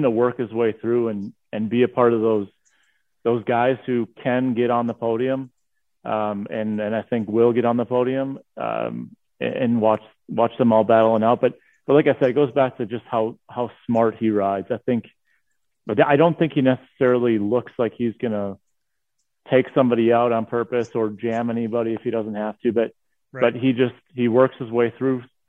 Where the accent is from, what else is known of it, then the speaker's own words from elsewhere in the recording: Wisconsin, United States; I'm a diehard Wisconsin guy